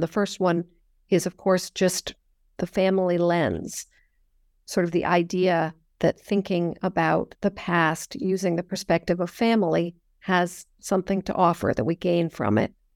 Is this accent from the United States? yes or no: yes; Northern California, United States; I grew up in Northern California